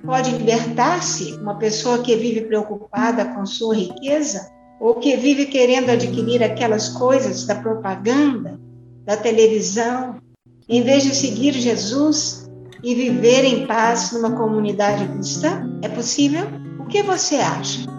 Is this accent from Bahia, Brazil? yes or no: no; Orós, Ceará, Brazil; now in Goiânia, Brazil; sou cearense, natural de Oroz, né, no sertão do Ceará, filha de agricultores, com muito orgulho, pois moro em Goiânia